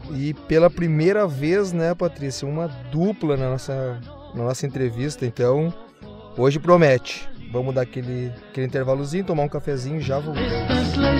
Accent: Gravataí, Rio Grande do Sul, Brazil; eu também sou de Gravataí, né? Nascido e, e criado aqui

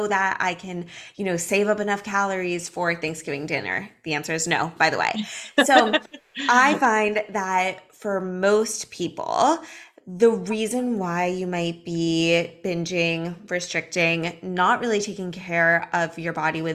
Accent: Los Angeles, California, United States; now in Miami Beach, United States; I'm from Los Angeles. I live in Miami Beach now.

